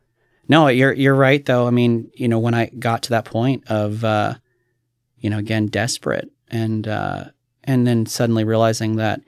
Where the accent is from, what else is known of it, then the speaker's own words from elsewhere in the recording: Kentucky, United States; now in Oregon, United States; I remember growing up in Kentucky and you hear somebody and be like, oh yeah, I saw that guy. And it's like, oh, that's kind of amazing. But you know, here in Oregon, it's like, go to Portland.